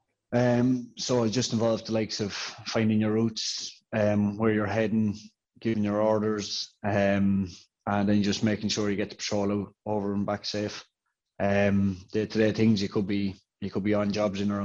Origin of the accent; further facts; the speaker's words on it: County Offaly, Ireland; I'm a corporal in the Defence Forces, and I'm from Bracknah in County Offaly